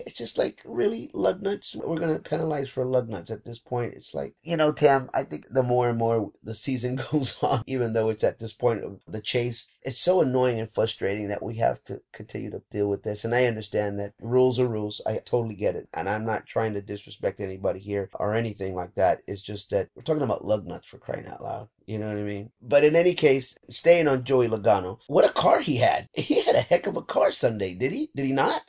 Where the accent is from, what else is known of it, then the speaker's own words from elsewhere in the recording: Texas, United States; moved away as an adult; now in Southern California, United States; I'm from Texas myself, and I lived in Southern Texas for a long time